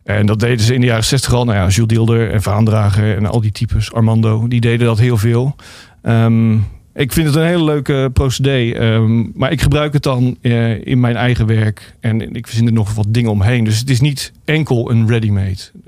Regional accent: Rotterdam, South Holland, Netherlands; ik kom natuurlijk uit Rotterdam en daar was toen eh, de Gabberhouse uh, groot

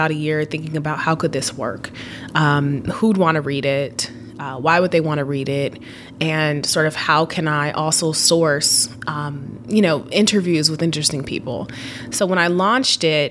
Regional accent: Seattle, Washington, United States; growing up in Seattle and going back to my love for Seattle, I grew up in a very sort of like high-tech environment

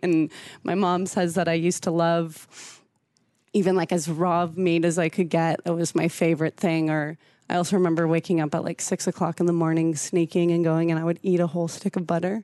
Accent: San Diego, California, United States; also born or lived in Washington State / Brazil; now in Omaha, United States; growing up in San Diego

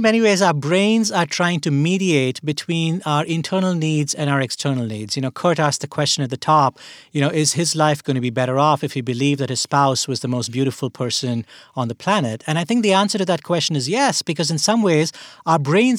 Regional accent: India; I grew up in India, and as we're having this conversation right now, you know, late April 2021, things look very bad in India

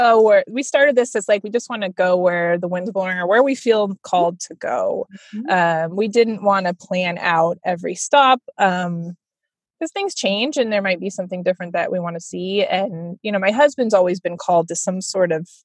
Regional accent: California, United States; moved away; I'm from California originally

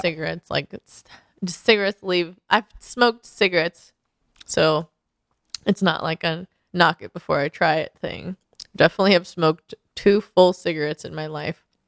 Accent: Portland, Oregon, United States; now in Los Angeles, United States; I come from Portland, so I know it's not as cold

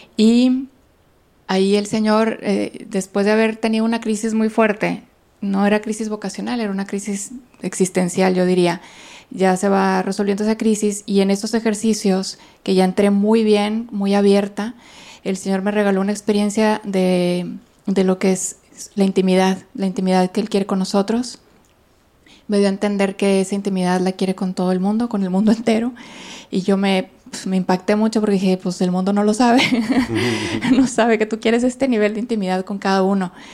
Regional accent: Monterrey, Nuevo León, Mexico; moved away as an adult; also born or lived in Italy; soy de aquí de Monterrey. Tengo 23 años consagrada. Estudié pues toda mi vida aquí, viví toda mi vida aquí

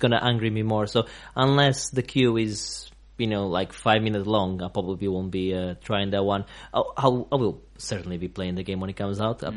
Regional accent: Portugal; now in England; I'm I'm from from Portugal

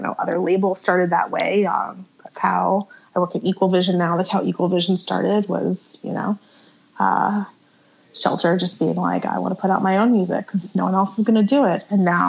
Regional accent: New Jersey, United States; And then from there, I started booking shows in Philly because I grew up in South Jersey.

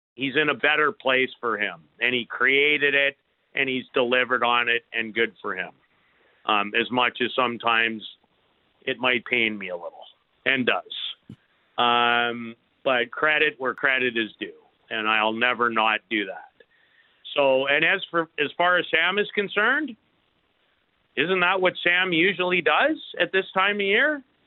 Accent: Canada; As an incredibly proud Canadian

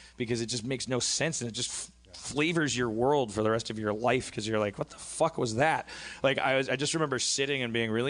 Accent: Brown Deer, Wisconsin, United States; my hometown of Brown Deer, Wisconsin

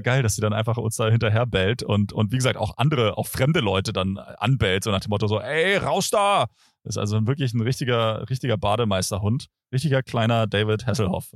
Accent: Germany; an meinem Akzent kann es eigentlich nicht liegen, dass man mich direkt als Deutschen identifiziert

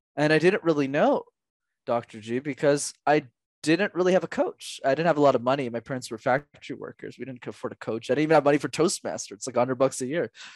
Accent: Canada; I was born in Canada

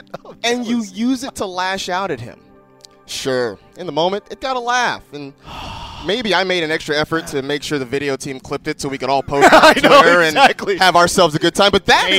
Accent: California, United States; As a kid growing up in the Bay Area, I roared for the California Golden Bears.

